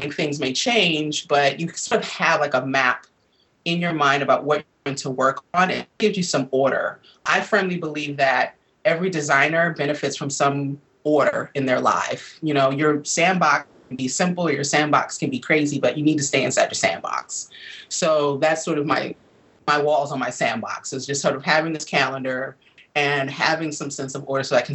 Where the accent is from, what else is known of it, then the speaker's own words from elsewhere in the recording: Milwaukee, Wisconsin, United States; moved away as an adult; now in Washington, D.C., United States; growing up in Milwaukee, where I'm originally from